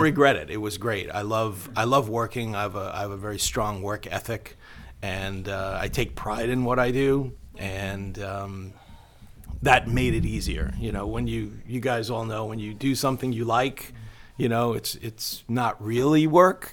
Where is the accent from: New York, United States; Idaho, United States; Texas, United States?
New York, United States; Long Island; I grew up on Long Island